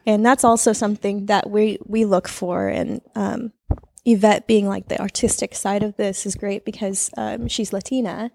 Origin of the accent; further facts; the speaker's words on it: San Jose, California, United States; we are both born and raised in San Jose